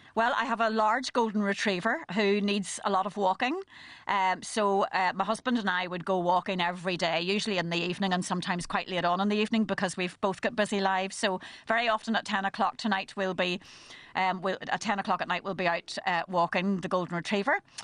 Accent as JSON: {"language": "English", "town": "Belfast", "region": "Northern Ireland", "country": "United Kingdom", "tie": "born or raised there", "also_born_or_lived": "County Down / Dublin", "said": "I was brought up in East Belfast during the Troubles"}